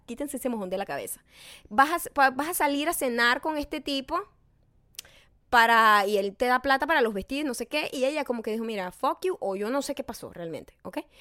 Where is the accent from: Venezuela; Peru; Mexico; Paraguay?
Venezuela; moved away; en mi país